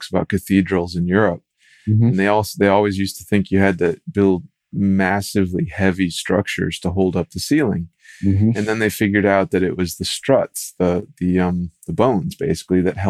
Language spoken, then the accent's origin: English; Minnesota, United States; I grew up in Minnesota, where the state bird is the loon